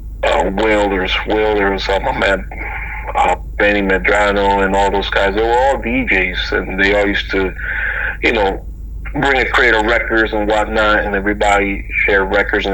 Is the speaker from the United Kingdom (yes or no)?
no; Mayagüez, Puerto Rico; moved away; also born or lived in Florida; I was, you know, born and raised in Puerto Rico